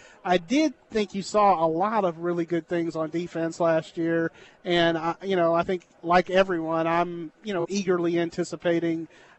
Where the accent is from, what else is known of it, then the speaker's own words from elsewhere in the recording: Brenham, Texas, United States; So I started at the Brenham Banner Press at my hometown in 96.